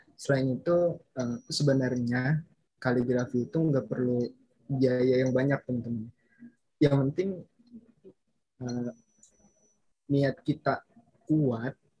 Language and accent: Indonesian; Bekasi, West Java, Indonesia; Asal mm, planet Bekasi